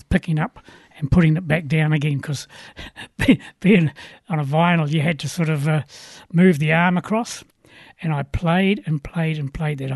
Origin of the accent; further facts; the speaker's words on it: Christchurch, Canterbury, New Zealand; also born or lived in Waimate; as a kid growing up in State House in Riccarton